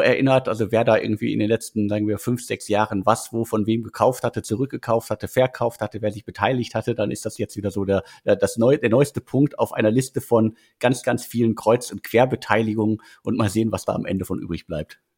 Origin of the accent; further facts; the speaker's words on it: North Rhine-Westphalia, Germany; Ich bin in NRW geboren und dementsprechend äh, schlägt mein Herz da auf jeden Fall äh, für das Ruhrgebiet